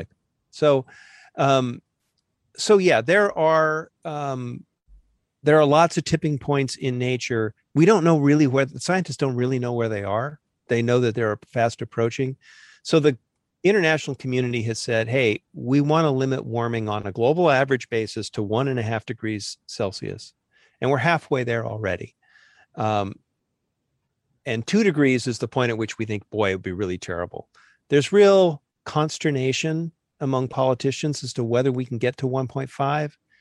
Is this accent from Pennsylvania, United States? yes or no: no; Southern California, United States; I grew up in Southern California choking on smog alert air